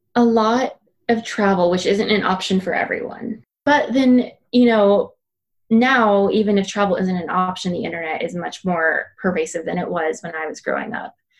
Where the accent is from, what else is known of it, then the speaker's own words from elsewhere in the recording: Minnesota, United States; if we wanted to eat Mexican food growing up in Minnesota, we had to drive 45 minutes to St. Paul.